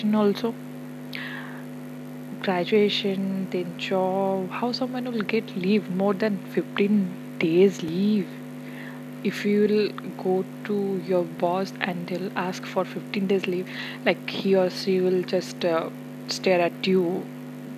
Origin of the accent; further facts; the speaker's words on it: India; As an Indian, we are highly inclined towards our culture